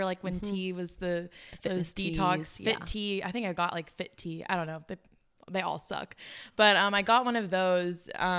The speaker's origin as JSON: {"language": "English", "country": "South Africa", "moved": "yes", "lives_now": "United States", "said": "but my family, we are from South Africa. And so there was always this like finish your plate mindset growing up. I think that was from we did struggle when we first moved to America."}